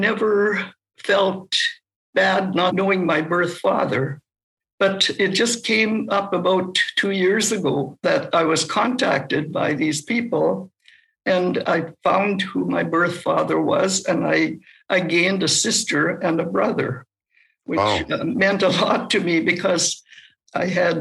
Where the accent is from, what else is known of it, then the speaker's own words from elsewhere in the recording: Fisher River, Manitoba, Canada; moved away; also born or lived in Ottawa; I'm from the Fisher River Cree Nation in the Interlake area of Manitoba. Fisher River is a small community. I suppose now it's about 1,000 people. But I grew up there